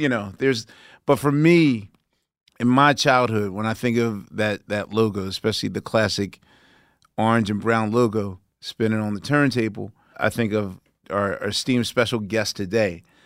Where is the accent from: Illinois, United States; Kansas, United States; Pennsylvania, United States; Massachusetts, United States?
Pennsylvania, United States; Philadelphia; my hometown of Philadelphia